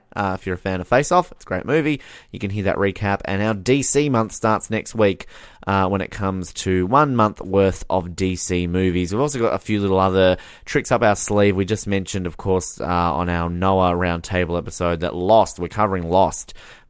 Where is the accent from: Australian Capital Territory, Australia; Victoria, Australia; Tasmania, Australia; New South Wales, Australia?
Tasmania, Australia; my home state of Tasmania has never had a Survivor contestant.